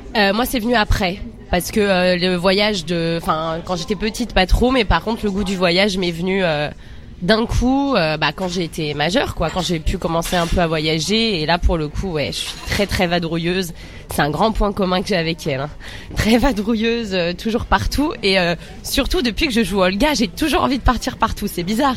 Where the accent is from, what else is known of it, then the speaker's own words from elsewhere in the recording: Seine-Saint-Denis, Île-de-France, France; on est sous bois 9-3